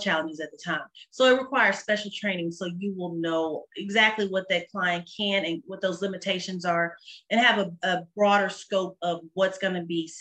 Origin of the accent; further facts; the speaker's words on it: Dallas, Texas, United States; I'm originally from Dallas, North Dallas, and graduated from Richardson High School